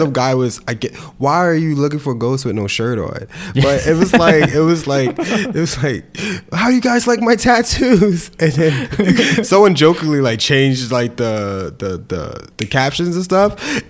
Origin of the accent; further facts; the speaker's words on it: New Jersey, United States; no, I'm not from here. I'm from Jersey.